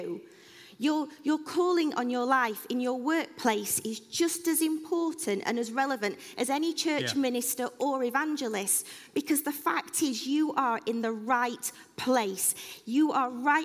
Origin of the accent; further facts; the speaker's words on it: Sheffield, Yorkshire and the Humber, United Kingdom; moved away as an adult; now in Northampton, United Kingdom; We moved down from Sheffield, where we've lived our entire lives